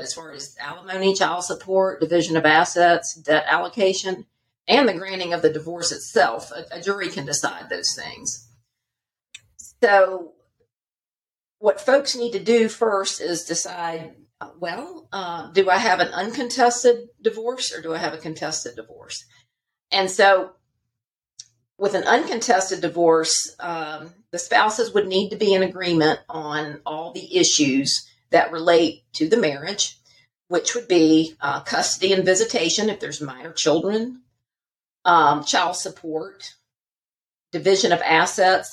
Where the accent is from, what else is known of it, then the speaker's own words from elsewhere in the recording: Charlotte, North Carolina, United States; moved away as an adult; also born or lived in Alabama; now in Georgia, United States; born and bred in um, Charlotte, North Carolina